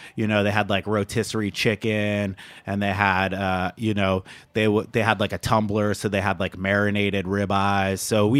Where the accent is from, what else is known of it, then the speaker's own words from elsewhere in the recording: Napa, California, United States; So I left. I moved away from Napa in 1996. But that's over 22 years ago.